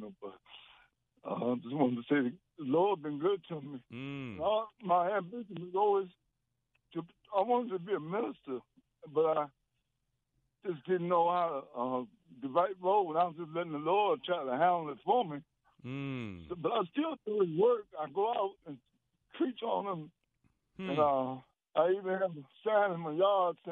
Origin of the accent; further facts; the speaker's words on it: Virginia, United States; I'm from Virginia. I got a home church down here.